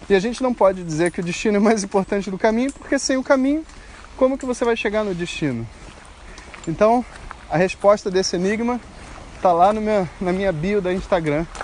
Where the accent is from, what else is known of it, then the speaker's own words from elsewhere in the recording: Campinas, São Paulo, Brazil; sou de Campinas e aprendi a me entregar ao caminho.